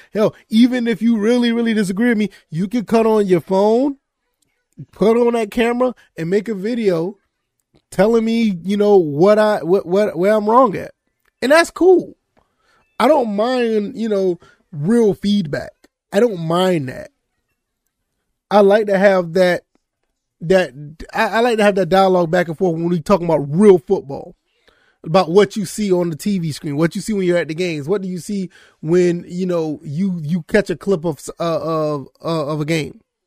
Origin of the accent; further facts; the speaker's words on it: Savannah, Georgia, United States; I grew up in Georgia, but, um, it was so bad because I lived in Savannah, Georgia